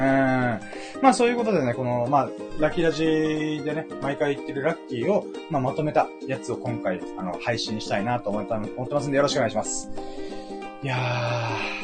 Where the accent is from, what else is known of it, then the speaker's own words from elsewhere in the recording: Okinawa, Japan; 沖縄生まれ、沖縄育ちの僕